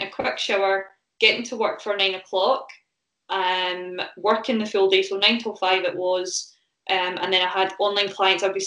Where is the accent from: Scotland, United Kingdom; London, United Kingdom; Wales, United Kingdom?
Scotland, United Kingdom; Falkirk; now in Stirling, United Kingdom; I live in Stirling now, but I come from all the far away of Falkirk, which is like 20 minutes up the road